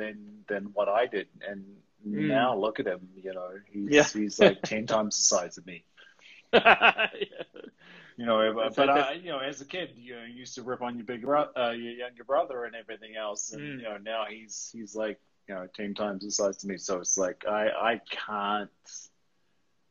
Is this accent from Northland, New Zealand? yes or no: no; Greymouth, West Coast, New Zealand; moved away as an adult; now in Canada; We were growing up in Greymouth